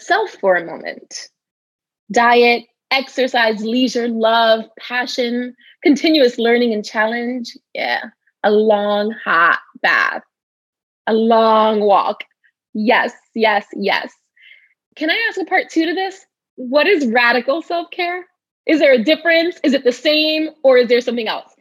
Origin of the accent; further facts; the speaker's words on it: New York City, New York, United States; I grew up in the Bronx